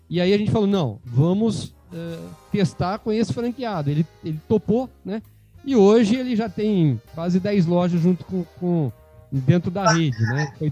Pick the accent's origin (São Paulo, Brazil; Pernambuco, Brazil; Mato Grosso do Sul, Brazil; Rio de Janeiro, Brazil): São Paulo, Brazil; Rio Claro; nós somos naturais de Rio Claro, uma cidade do interior, próximo a São Paulo